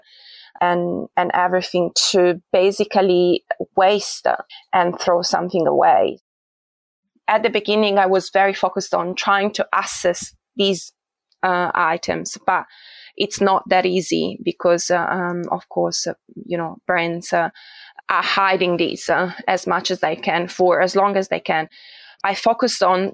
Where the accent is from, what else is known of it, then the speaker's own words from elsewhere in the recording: Italy; moved away as an adult; now in Australia; I am originally from Italy